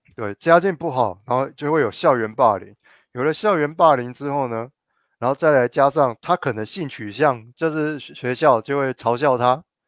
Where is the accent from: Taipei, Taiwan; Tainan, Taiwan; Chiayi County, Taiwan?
Tainan, Taiwan; 我身为台南人哦，我都不吃全糖的，我点饮料什么不吃全糖